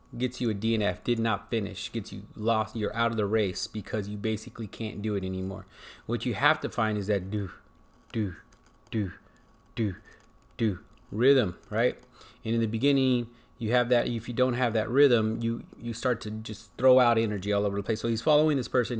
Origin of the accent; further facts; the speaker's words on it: United States; I'm American